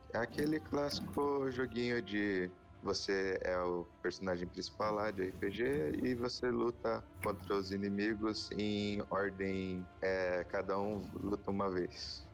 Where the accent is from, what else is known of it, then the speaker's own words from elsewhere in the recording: Curitiba, Paraná, Brazil; eu sou de Curitiba, eu sou estudante